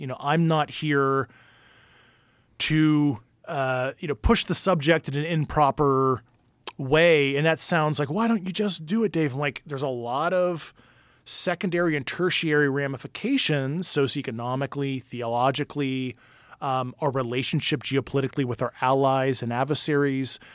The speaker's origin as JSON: {"language": "English", "town": "Pittsburgh", "region": "Pennsylvania", "country": "United States", "said": "I'm from Pittsburgh, you know, like, steel town"}